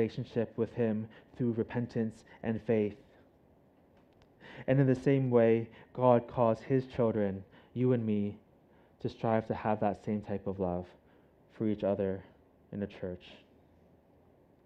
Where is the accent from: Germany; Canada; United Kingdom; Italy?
Canada; now in Hong Kong; I'm Canadian